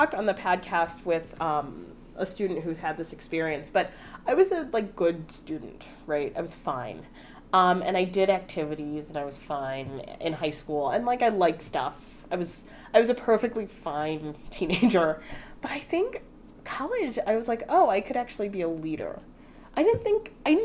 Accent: Chicago, Illinois, United States; moved away; I went to DePaul in my hometown of Chicago

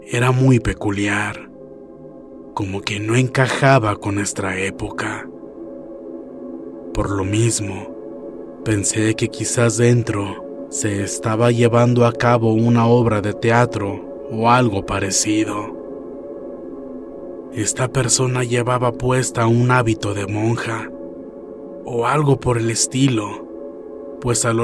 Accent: Tijuana, Baja California, Mexico; now in Boston, United States; Yo soy originaria de Tijuana, Baja California, México, pero he vivido en Boston, Massachusetts, desde hace más de 15 años.

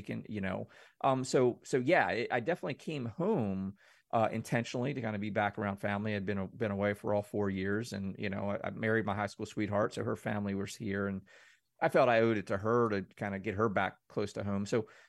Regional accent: Mayberry, United States; I come from Mayberry, man, 2000 people, small town, everybody knows everyone.

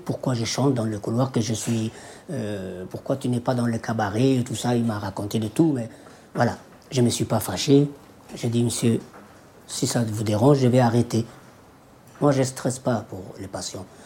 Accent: Djibouti; moved away; Je suis d'origine de Djibouti

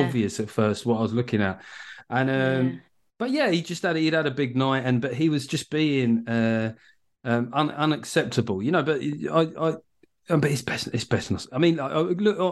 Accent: United Kingdom; I'm British.

